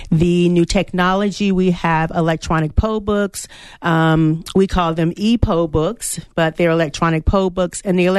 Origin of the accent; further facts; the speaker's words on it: Chesterfield, Virginia, United States; moved away as an adult; now in Arizona, United States; So I am a transplant to Arizona. I arrived here in April. I am from Chesterfield, Virginia, where I served as the elections director for 5 years.